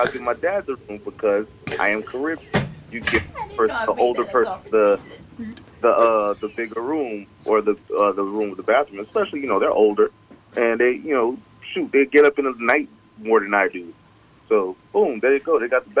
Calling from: Savannah, Georgia, United States; Savannah. I live in Savannah.

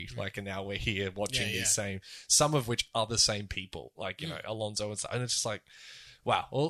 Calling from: Bahrain; I'm calling from Bahrain. We're not even in Europe.

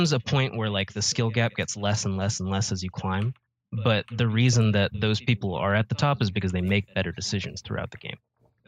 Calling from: Atlanta, Georgia, United States; Okay. I'm from Atlanta, Georgia.

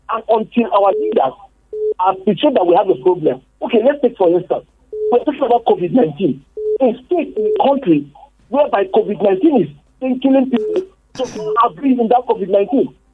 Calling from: Bukuru, Plateau, Nigeria; I'm calling from Bukuru.

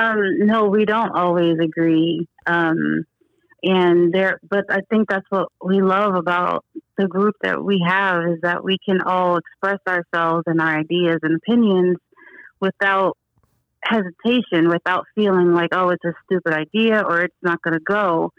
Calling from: Newark, New Jersey, United States; I'm calling from Newark, New Jersey.

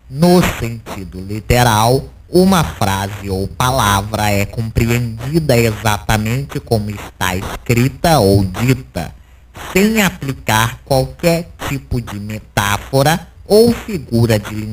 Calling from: Lajinha, Minas Gerais, Brazil; Eu sou aqui de Lajinha e eu fui até a farmácia, paguei fácil para comprar o ingresso do …, área VIP

